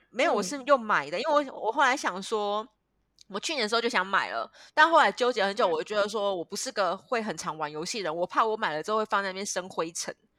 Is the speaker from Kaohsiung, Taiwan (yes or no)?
yes; Kaohsiung, Taiwan; now in Ho Chi Minh City, Vietnam; 因为我是高雄人